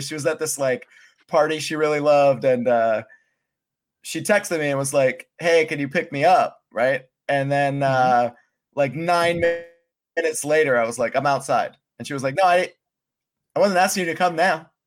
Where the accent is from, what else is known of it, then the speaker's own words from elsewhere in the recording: Pennsylvania, United States; moved away as an adult; Pennsylvania does a lot right. Um, that's why I moved out when I was 18